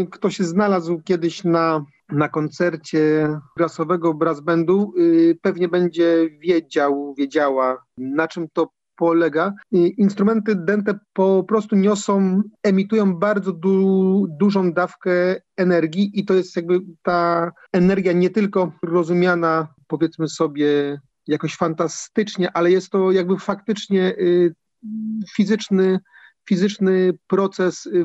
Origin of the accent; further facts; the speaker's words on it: Mysłowice, Silesian Voivodeship, Poland; pochodzę z Górnego Śląska, z miasta Mysłowice, czyli swoją, swoją drogą gdzieś tam nacechowanego pewną mikrotradycją muzyczną. Natomiast już, już w wieku 14 lat grałem, grałem w orkiestrze dętej kopalni węgla kamiennego w Mysłowicach